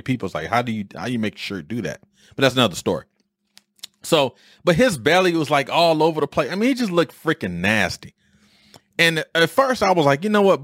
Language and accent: English; Detroit, Michigan, United States; I am from these streets. I understand Detroit, right? I am in, I am the epitome of Detroit.